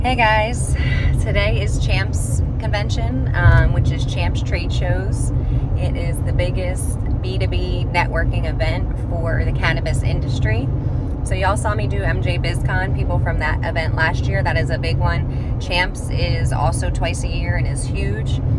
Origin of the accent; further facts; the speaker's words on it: New Jersey, United States; now in Las Vegas, United States; I'm from Jersey